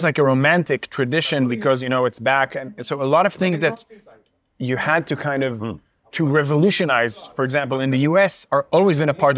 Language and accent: English; Jerusalem, Jerusalem District, Israel; first language Hebrew; English is a second language; now in Tel Aviv, Israel; I grew up in Jerusalem to a food-obsessed family, which is just to say a Jewish Israeli family.